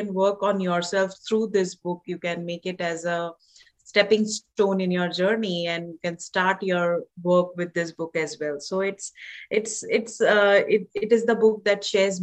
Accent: India; moved away as an adult; now in Canada; I'm from India, I was born and raised in India

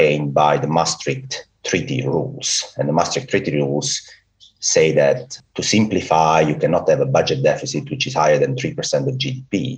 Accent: Italy; accent: Italian; English is a second language; I'm Italian. Well, I guess by my accent you've got that already

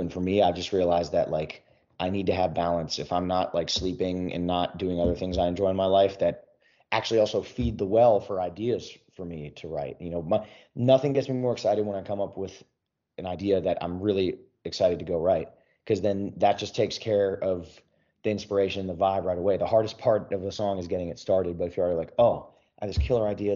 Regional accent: Philadelphia, Pennsylvania, United States; now in Nashville, United States; back in my hometown. Well, near, near Philly

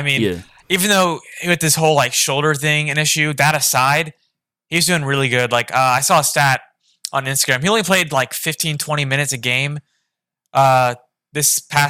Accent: Orlando, Florida, United States; Definitely, I think growing up in the Orlando area and being a young kid at the time, 8-9, when Dwight Howard was there

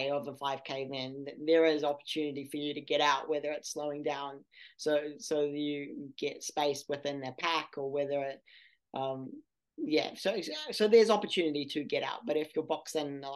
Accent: New Zealand; I went as a New Zealander

